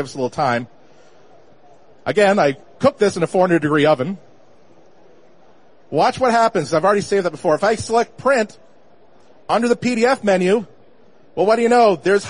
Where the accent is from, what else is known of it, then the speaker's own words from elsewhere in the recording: Boston, Massachusetts, United States; I'm from Boston. If I say, let's go get a tonic, we'll go to Worcester, then Leominster